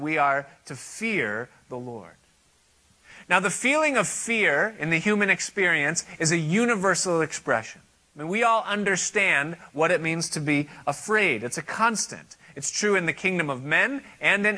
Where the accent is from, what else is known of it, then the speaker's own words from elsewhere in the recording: United States; Now, I am an American. I live in this country